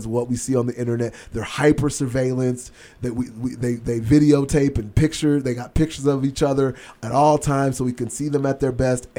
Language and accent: English; Chicago, Illinois, United States; I'm from Chicago. I was definitely exposed to the gang culture